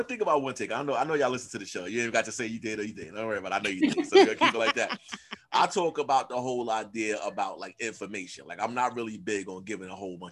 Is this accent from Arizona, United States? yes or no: no; New York City, New York, United States; I'm from Queens.